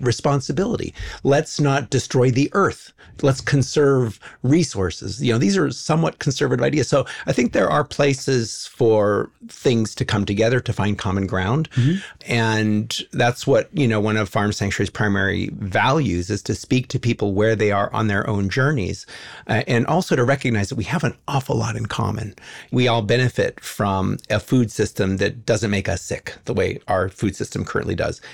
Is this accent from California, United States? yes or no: yes; Los Angeles, California, United States; I was born in 1962 and I grew up in the Hollywood Hills